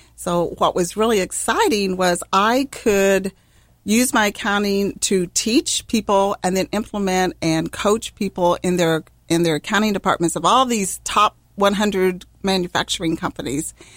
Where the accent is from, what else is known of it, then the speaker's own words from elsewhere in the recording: Missouri, United States; now in Ohio, United States; I'm from Missouri, the Show Me State